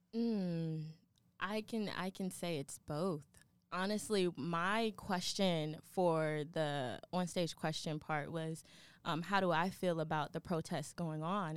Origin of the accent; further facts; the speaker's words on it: Atlanta, Georgia, United States; now in Kentucky, United States; I am from Atlanta, Georgia